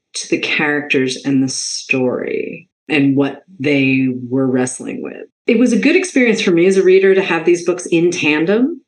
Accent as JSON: {"language": "English", "town": "Boston", "region": "Massachusetts", "country": "United States", "tie": "born or raised there", "said": "I was raised in Boston"}